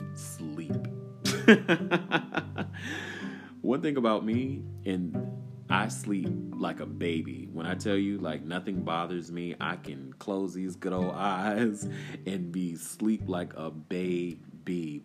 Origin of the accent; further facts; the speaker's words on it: Durham, North Carolina, United States; you guys know I'm from Bull City. I'm from Durham, North Carolina.